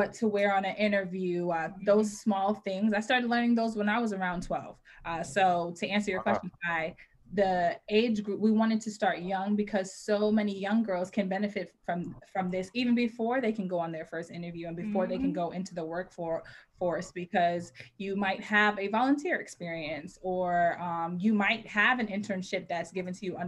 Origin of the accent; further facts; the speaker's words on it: Richmond, Virginia, United States; moved away as an adult; also born or lived in North Carolina; now in Maryland, United States; I grew up in Richmond, Virginia, in the suburbs of Richmond, Virginia. And here I am now in Maryland